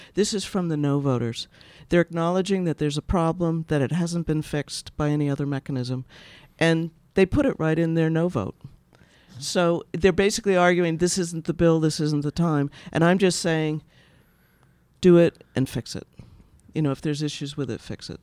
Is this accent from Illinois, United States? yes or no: no; Boston, Massachusetts, United States; I'm from Boston.